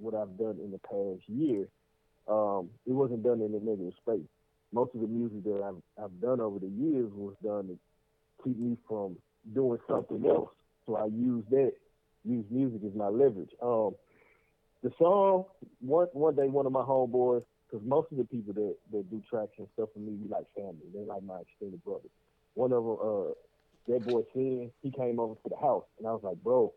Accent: Memphis, Tennessee, United States; I'm from Memphis

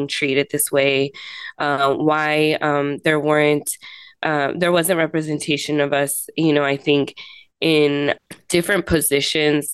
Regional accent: Los Angeles, California, United States; moved away as an adult; now in San Diego, United States; I grew up in areas such as the San Fernando Valley and East Los Angeles, where most of my family is from.

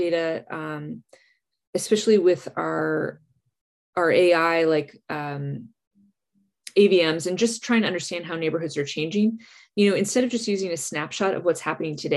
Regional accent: New Jersey, United States; where I grew up in New Jersey

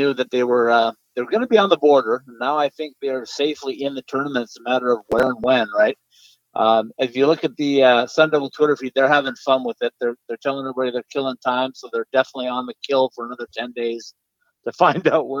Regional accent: Minnesota, United States; moved away; I'm a Minnesota native, and like I said, I grew up on Minnesota hockey

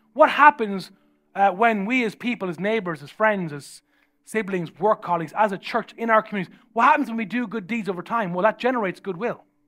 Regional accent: Ireland; I'm from Ireland

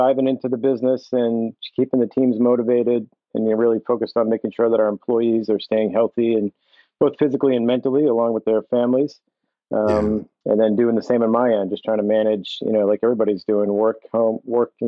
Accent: seacoast of New Hampshire, United States; moved away as an adult; I grew up in the seacoast of New Hampshire.

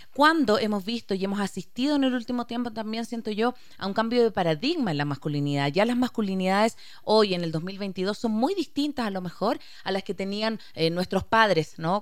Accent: Chile; soy chilena

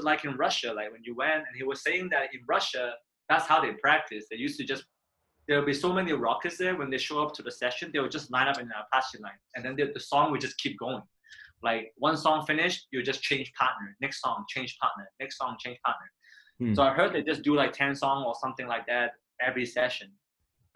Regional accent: Manchester, North West England, United Kingdom; moved away as an adult; also born or lived in Korea; now in Hong Kong; I grew up in Manchester

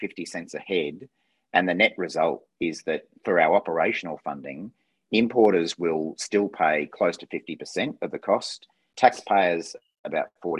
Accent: Brisbane, Queensland, Australia; a shop assistant working in Brisbane, my hometown

